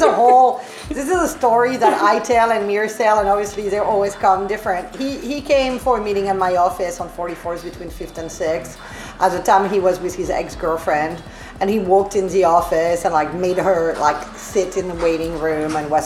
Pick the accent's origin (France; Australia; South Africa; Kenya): France; accent: French; English is a second language; moved away as an adult; now in New York, United States; my accent and inability to pronounce TH like most French people